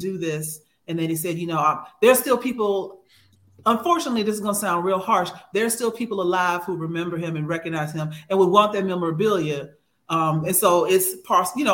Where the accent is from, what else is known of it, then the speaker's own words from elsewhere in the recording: Houston, Texas, United States; I'm from Houston